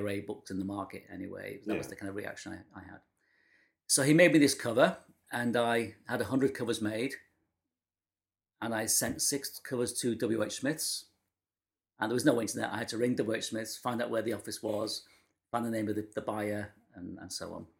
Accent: Manchester, North West England, United Kingdom; I'm from Manchester

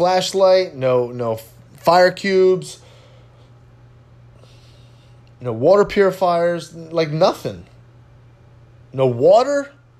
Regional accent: California, United States; now in Houston, United States; I live in Houston now. This place floods all the time. Do you think that I'm prepared? Absolutely. I came from Southern California where we were right next to a fault line.

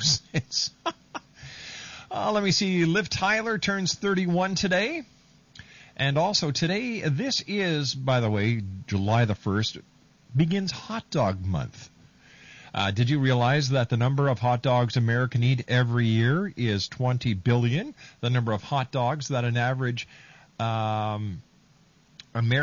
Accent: Canada; Canada, my home country

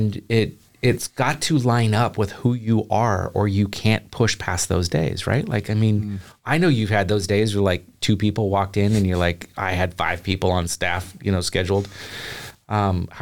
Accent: the Northwest, Pacific Northwest, United States; moved away as an adult; now in Chattanooga, United States; I'm from the Northwest.

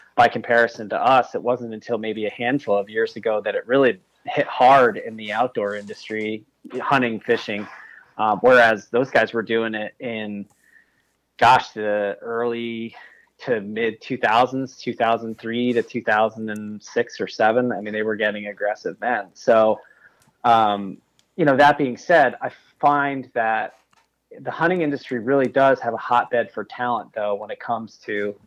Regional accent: New York, United States; I'm from New York State

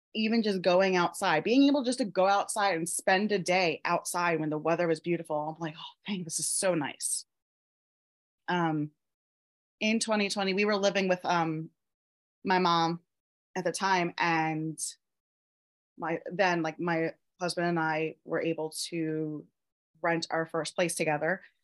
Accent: Pennsylvania, United States; I live in Pennsylvania in the USA, um, born and raised in Pennsylvania.

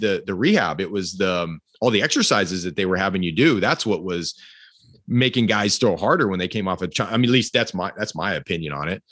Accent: Fresno, California, United States; I came from Fresno, California

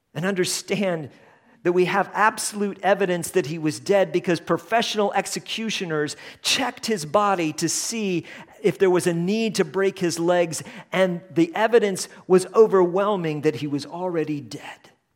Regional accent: Colorado, United States; we were from the United States, um, and that we are from the West, which is Colorado

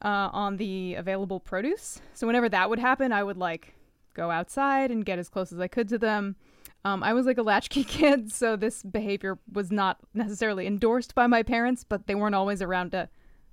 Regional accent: New Jersey, United States; I grew up in Sussex County. That's the one thing I can say for positive. It was like there were a lot of farms and a lot of woods.

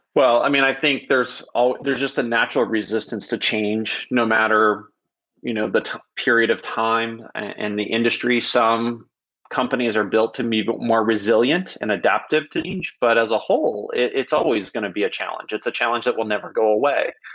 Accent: Silicon Valley, California, United States; I started my very young entrepreneurial career growing up in Silicon Valley

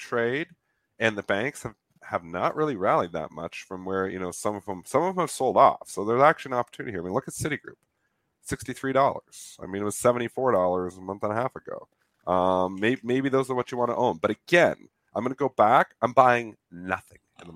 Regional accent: Canada; I'm Canadian

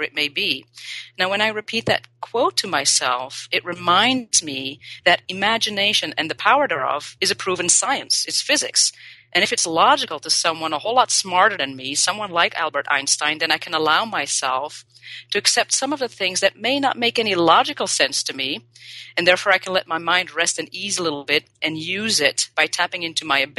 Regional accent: Belgium; also born or lived in Paris, France / Australia; now in Los Angeles, United States; I was born and raised in Belgium

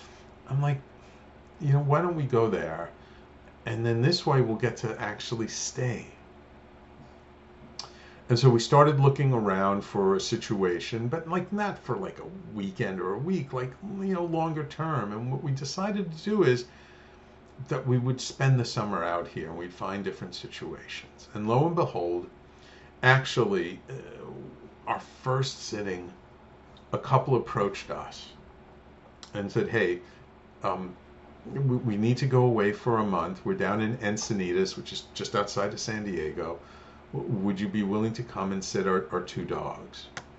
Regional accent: Australia; we saw the picture of the two of you holding a koala, and we're from Australia, and we thought these are the perfect people for us.

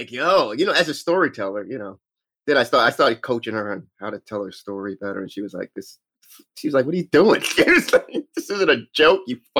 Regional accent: New York, United States; I'm from New York, Brooklyn, New York. Born and raised, started comedy in Brooklyn or New York.

